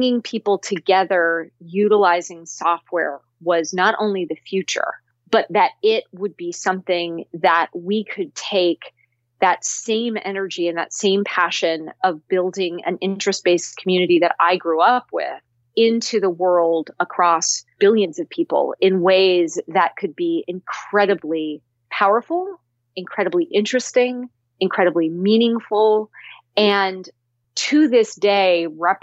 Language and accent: English; Cupertino, California, United States; I grew up in Cupertino, California